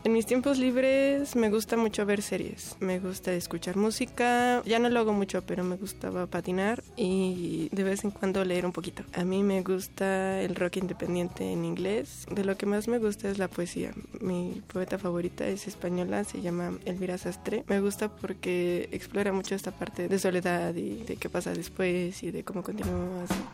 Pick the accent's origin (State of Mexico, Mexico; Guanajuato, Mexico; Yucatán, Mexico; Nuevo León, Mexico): State of Mexico, Mexico; also born or lived in Tlatelolco, Mexico City; Yo nací en el Distrito Federal, pero toda mi vida he estado en el Estado de México.